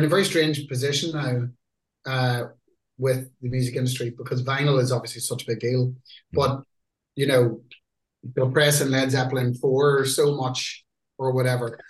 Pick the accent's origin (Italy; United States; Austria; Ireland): Ireland; UK has always been kind of like a home country for us, even though we're Irish